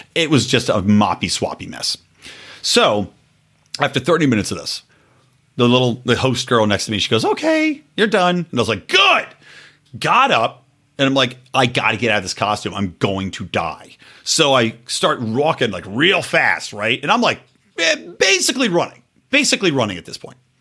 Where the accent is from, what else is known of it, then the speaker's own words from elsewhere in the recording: Yardley, Pennsylvania, United States; I grew up in Yardley, Pennsylvania